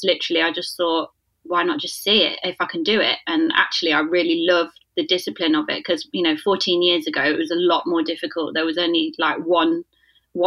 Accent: Leicester, East Midlands, United Kingdom; also born or lived in London; I'm originally from Leicester, but I did live in London

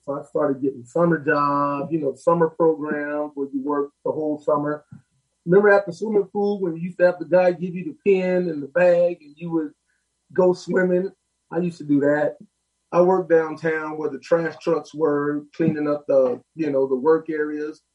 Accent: Los Angeles, California, United States; I lived on 45th in Vermont. I went to Manual Arts you know, right now I'm 57, so it was back in the day. And just from where I come from in my neighborhood

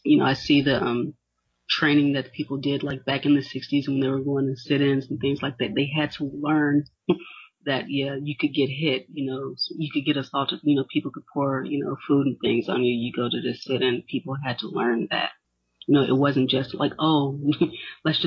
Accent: Tennessee, United States; Tennessee, unfortunately my home state

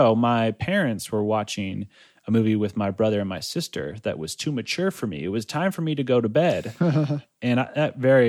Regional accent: Shell, Pastaza, Ecuador; while I was in Ecuador, we were in my hometown shell. I think we were visiting at that point

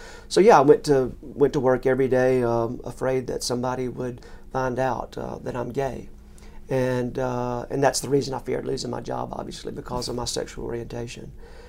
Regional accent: Forest, Mississippi, United States; also born or lived in Durham, North Carolina; But I grew up in Mississippi. I'm from Forest, Mississippi. That's F-O-R-E-S-T. Most people say Forest. We say Forest. and I still say that. But grew up there.

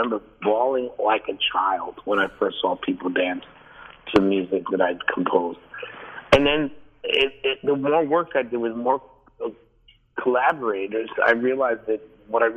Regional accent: New York, United States; Growing up in New York

